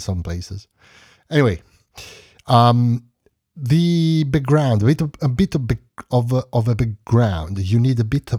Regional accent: Bologna, Emilia-Romagna, Italy; born there; English is a second language; I was born in 1972 in Bologna, Emilia-Romagna. I worked several years in my city, basically, and then I moved in other places in Emilia, Carpi

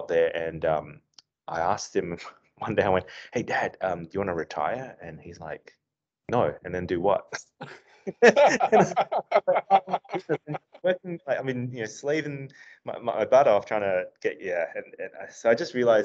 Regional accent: Darwin, Northern Territory, Australia; moved away as an adult; also born or lived in Adelaide; I actually grew up in Australia, and I grew up in a small town called Darwin

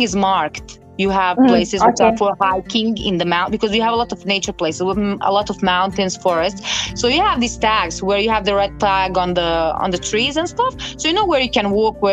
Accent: Bosnia & Herzegovina

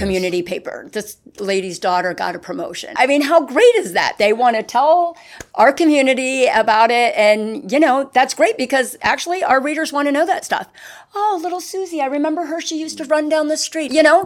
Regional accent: Hop Bottom, Pennsylvania, United States; now in Winter Garden, United States; I'm from a very small town in Pennsylvania. It's called Hop Bottom

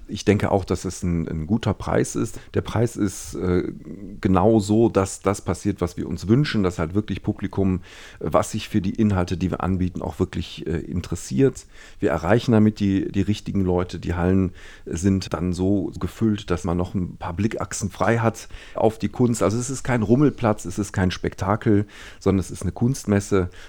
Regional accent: Düsseldorf, North Rhine-Westphalia, Germany; born or raised there

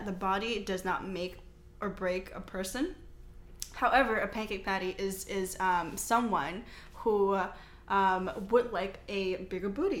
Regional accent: United States; I'm Chinese American, so I was born here

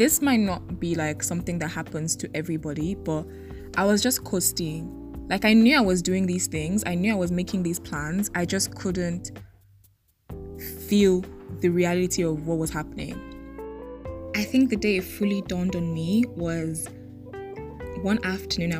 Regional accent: Nigeria; moved away as an adult; also born or lived in Lagos, Nigeria; now in Mauritius; I'm Nigerian

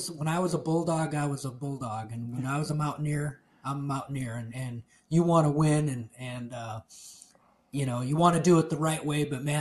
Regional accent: Butte, Montana, United States; moved away as an adult; now in La Grande, United States; I grew up in Butte, Montana

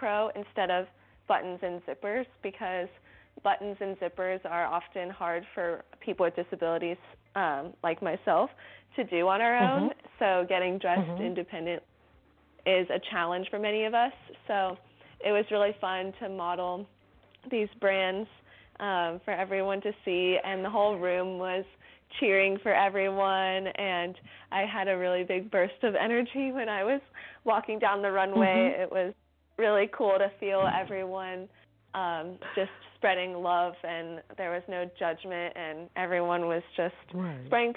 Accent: Atlanta, Georgia, United States; I'm from Atlanta, Georgia

